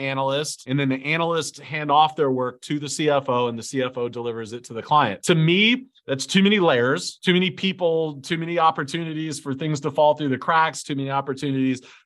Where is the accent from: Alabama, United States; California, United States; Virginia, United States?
Alabama, United States; Lower; I'm from Lower Alabama